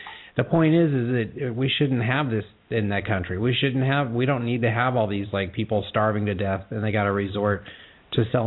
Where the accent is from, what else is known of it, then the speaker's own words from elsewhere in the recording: Texas, United States; I'm a guy from Texas